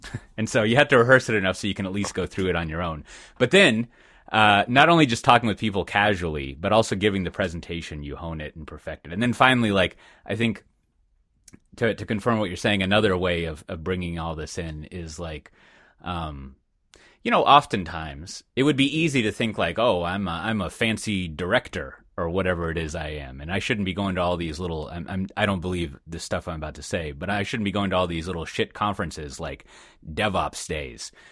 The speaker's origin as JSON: {"language": "English", "town": "Austin", "region": "Texas", "country": "United States", "said": "I'm fucking from Austin"}